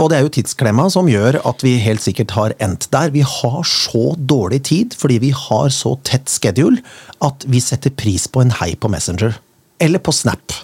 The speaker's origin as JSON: {"language": "Norwegian", "town": "Rjukan", "region": "Vestfold og Telemark", "country": "Norway", "tie": "born or raised there", "said": "Jeg er selv født på Rjukan."}